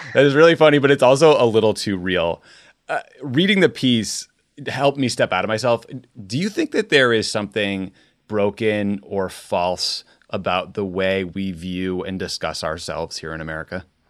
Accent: United States; as an American in the Trump era

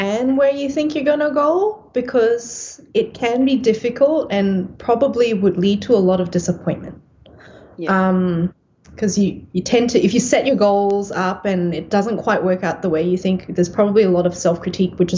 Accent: Singapore; also born or lived in Perth, Australia; now in Melbourne, Australia; growing up in Singapore

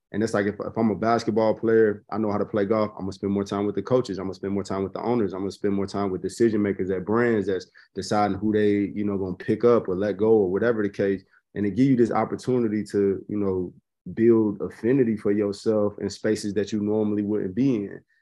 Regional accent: Chicago, Illinois, United States; I'm, I'm born and raised in Chicago

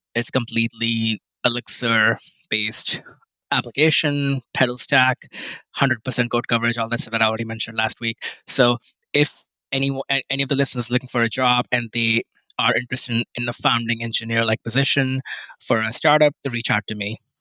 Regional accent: India; moved away; I grew up in India

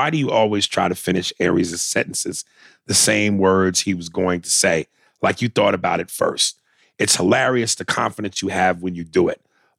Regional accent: Bronx, New York, United States; I'm an 80s kid born and raised in the Bronx, so breakdancing, graffiti, and hip-hop music is the essence of the Bronx.

